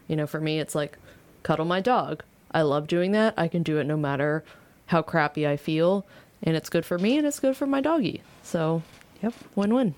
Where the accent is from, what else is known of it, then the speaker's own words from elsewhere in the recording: Virginia, United States; now in Louisville, United States; here in Louisville, even though we're from Virginia